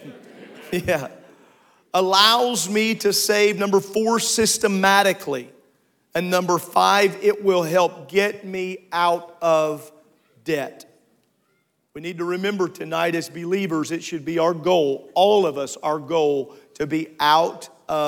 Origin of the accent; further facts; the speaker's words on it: United States; as an American